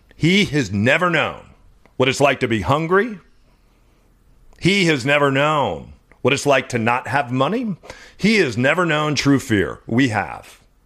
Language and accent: English; Southwest, United States; We grew up around the Navajo Nation.